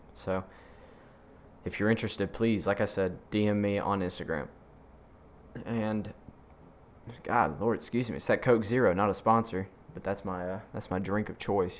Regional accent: Mississippi, United States; I'm from the South, Mississippi

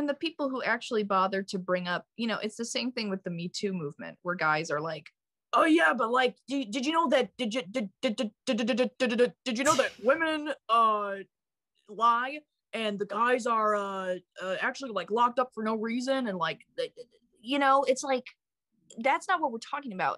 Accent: Wheaton, Illinois, United States; moved away as an adult; now in New York, United States; I went to Wheaton North High School

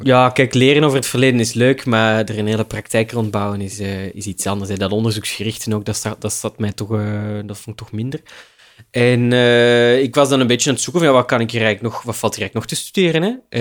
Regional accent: Leuven, Flanders, Belgium; moved away as an adult; also born or lived in Heverlee; now in Brussels, Belgium; in zekere zin ben ik wel een Leuvenaar

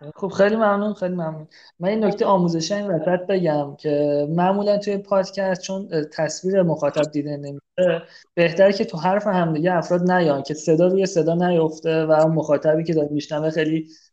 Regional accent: Tabriz, East Azerbaijan, Iran; من خودم تبریزی هم

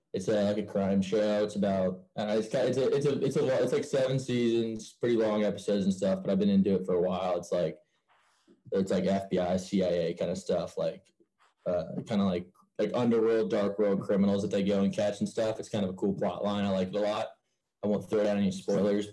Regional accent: Milford, Ohio, United States; Milford, Ohio. I grew up here, lived here my whole life.

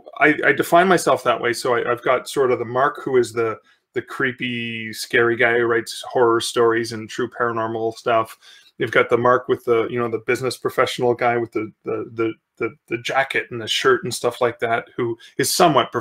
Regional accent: Sudbury, Ontario, Canada; I grew up in Sudbury, Ontario, which is in mid-northern Ontario.

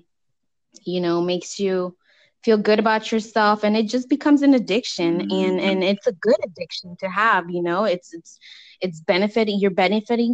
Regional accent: California, United States; I was raised here in California

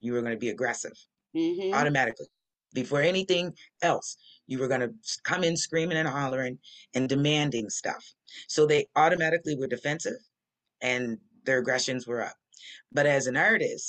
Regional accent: Nova Scotia, Canada; moved away as an adult; also born or lived in Halifax, Nova Scotia / Mobile, Alabama; And I'm from Nova Scotia, which is the largest black settlement in Canada.

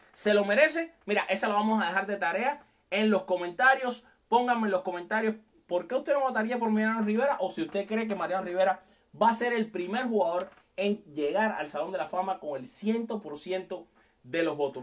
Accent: Cuba; moved away as an adult; te conectas desde mi tierra querida, Cuba. Hace siete años casi que no la veo, pero mi corazón está con todo el mundo, por supuesto, por allá donde también están mis papás

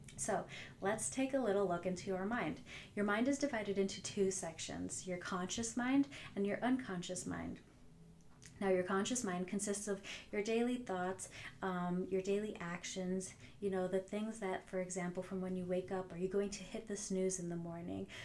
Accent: New Jersey, United States; I'm from New Jersey, so you know I have that Jersey attitude on the highway

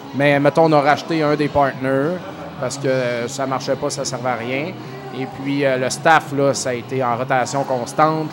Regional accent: Saint-Joseph-de-Beauce, Quebec, Canada; je viens de la Beauce, j'habitais à Saint-Joseph

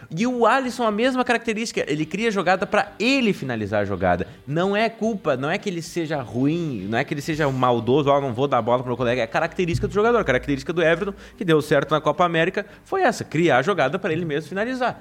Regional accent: Brazil; como brasileiro

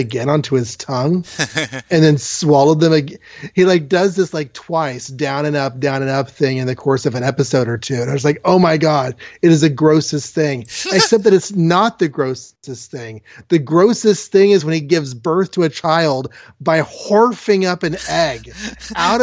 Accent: United States; as an American watcher

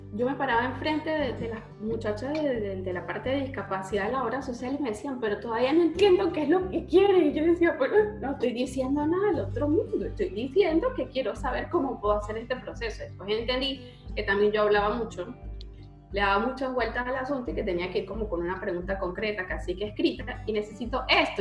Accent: Venezuela; moved away as an adult; now in Argentina; en Venezuela, en mi país

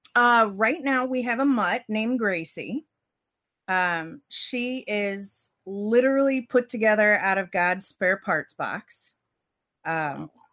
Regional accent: Cincinnati, Ohio, United States; I grew up in Cincinnati.

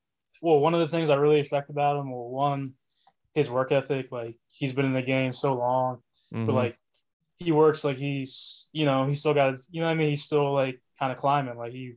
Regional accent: New Jersey, United States; Born and raised in New Jersey, southern part of the state. 28 years old, recently turned 28 last December.

